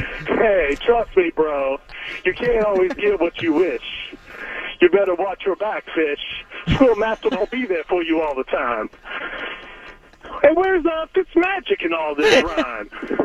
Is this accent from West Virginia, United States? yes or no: yes; Wheeling, West Virginia, United States; I'm from the friendly city of Wheeling.